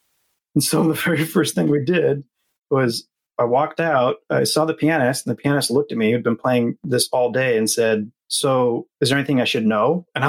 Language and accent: English; Atlanta, Georgia, United States; born there; And I was born in Atlanta, actually.